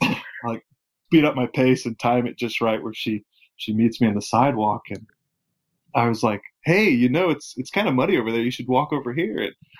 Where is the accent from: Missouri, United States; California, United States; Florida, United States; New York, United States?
Missouri, United States; southeast; I was born and raised in a small town in southeast Missouri. That's pretty much where I was until college.